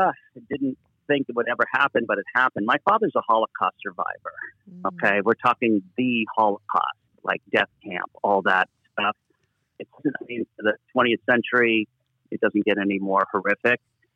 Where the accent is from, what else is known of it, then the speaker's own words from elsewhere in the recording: Los Angeles, California, United States; I was lucky to grow up kind of in a very safe environment. I mean, we lived in L.A. My father moved away from Europe and raised us in America because of what had happened to him.